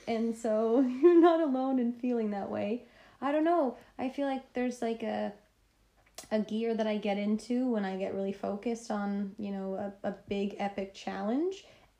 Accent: Toronto, Ontario, Canada; moved away as an adult; also born or lived in Los Angeles, United States; now in London, United Kingdom; And yeah, so I'm a stand-up comedian originally from Toronto.

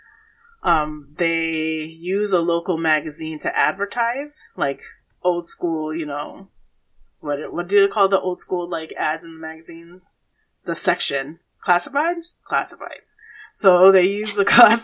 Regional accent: United States; I grew up in the suburbs

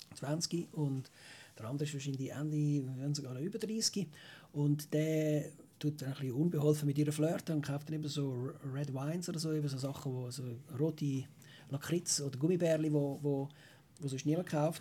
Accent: Switzerland; als Schweizer

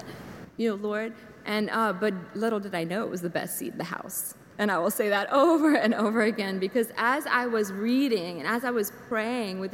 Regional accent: St. Martinville, Louisiana, United States; moved away as an adult; also born or lived in Lafayette, Louisiana / Alpine, Texas; now in Ponchatoula, United States; I'm originally from St. Martinville, but then I've been in St. Joseph's since 2005.

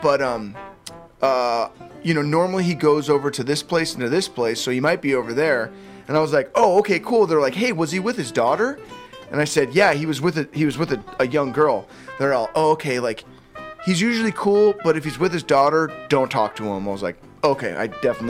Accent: Santa Rosa, California, United States; my hometown.

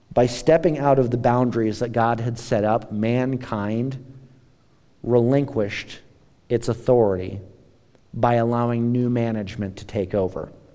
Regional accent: United States; us as American Christians

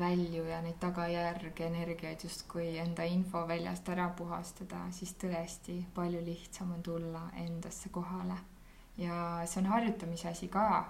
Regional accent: Tartu, Tartu County, Estonia; ma olen Tartust pärit

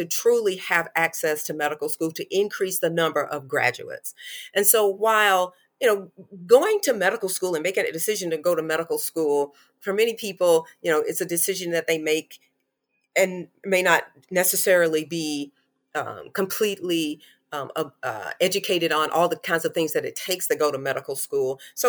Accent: North Carolina, United States; I live in Charlotte, North Carolina, and I grew up in North Carolina.

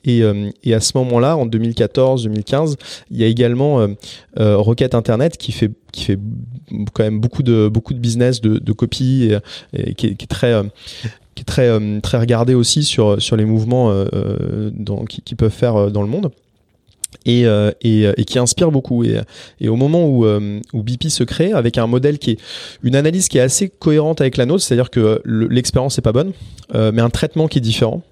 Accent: France; also born or lived in Paris; on est français mais en plus on habite vraiment littéralement à 100 mètres l'un de l'autre dans Paris

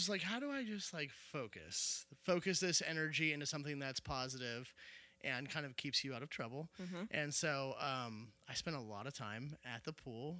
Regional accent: Cincinnati, Ohio, United States; From Cincinnati. I grew up in Anderson Township.

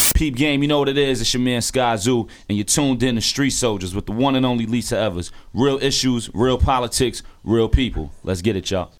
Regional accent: Jersey City, New Jersey, United States; also born or lived in Newark; now in Brooklyn, United States; I was born and raised in Jersey City

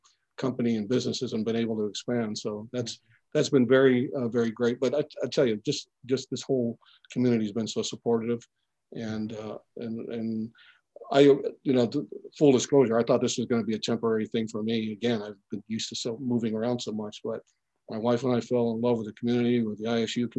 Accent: Philippines; moved away; I'm originally from the Philippines.

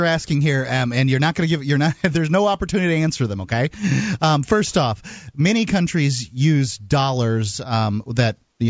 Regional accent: the South, United States; being a Southerner

